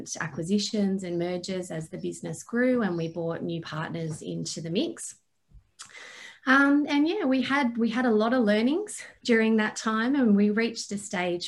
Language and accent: English; Sydney, New South Wales, Australia; moved away as an adult; also born or lived in Canberra / Melbourne, Victoria; grew up in Sydney, Australia